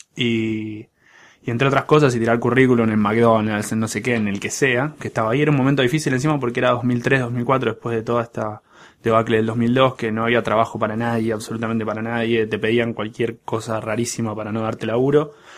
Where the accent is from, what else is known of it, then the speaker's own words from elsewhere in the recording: Buenos Aires, Argentina; crecí en, crecí en Pompeya, ahí en la calle Guaraní